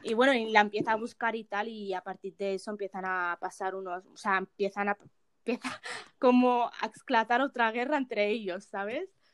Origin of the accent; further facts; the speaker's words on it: Morocco; now in Spain; yo soy de Marruecos